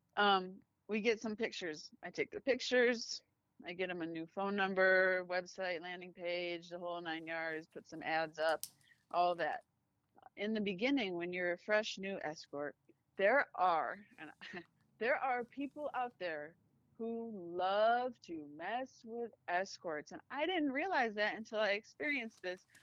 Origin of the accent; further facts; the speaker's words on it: United States; I am American